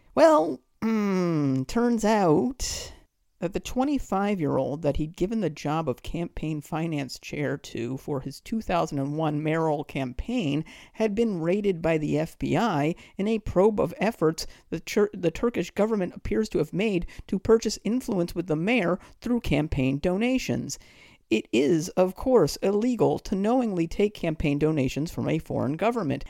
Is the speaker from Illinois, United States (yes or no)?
no; just outside of Boston, Massachusetts, United States; also born or lived in Detroit, Michigan / Queens, New York; now in New York, United States; I was born in nineteen seventy-eight in Detroit. I grew up just outside of Boston and have lived in Queens since two thousand and three.